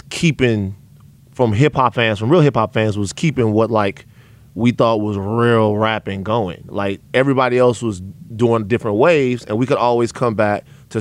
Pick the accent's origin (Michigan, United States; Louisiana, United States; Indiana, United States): Louisiana, United States; Baton Rouge; I'm from Baton Rouge, Louisiana